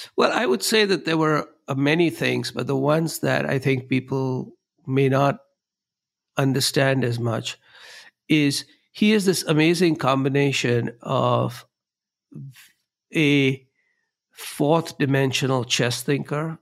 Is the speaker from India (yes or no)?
yes; Mumbai, Maharashtra, India; moved away as an adult; now in Chicago, United States; I grew up in Bombay, India, uh, which is now known as Mumbai.